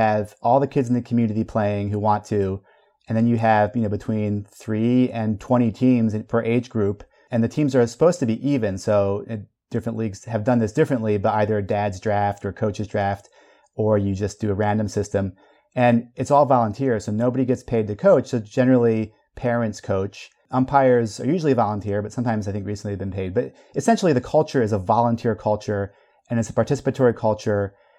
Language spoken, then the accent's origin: English; Belgium; I was a little kid growing up in Belgium, but here was a slice of Americana that I could channel into.